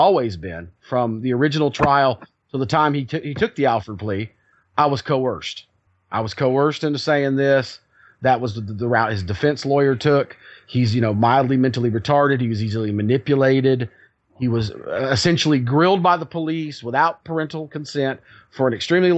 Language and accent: English; the South, United States; I am a Southerner